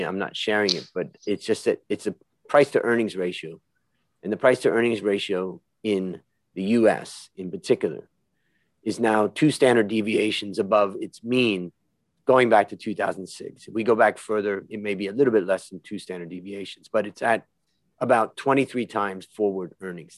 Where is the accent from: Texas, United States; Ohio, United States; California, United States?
Ohio, United States; Hudson; we both grew up in Ohio and I grew up in Little Hudson, Ohio